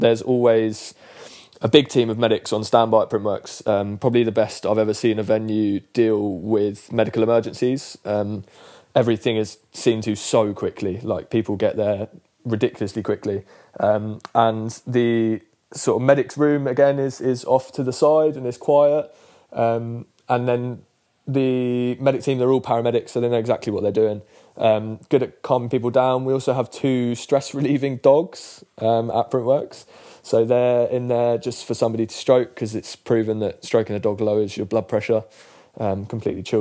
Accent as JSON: {"language": "English", "region": "London", "country": "United Kingdom", "tie": "born or raised there", "also_born_or_lived": "Ireland (grandparents)", "said": "I was born in Chelsea Westminster Hospital. Spent the first 4 years of my life living in Pimlico"}